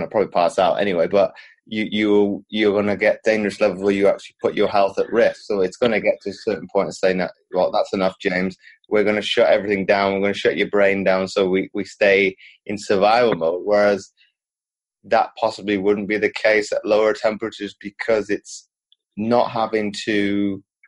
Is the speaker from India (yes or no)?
no; Belgium; moved away; also born or lived in United Kingdom; growing up in Belgium, but then living in the UK as well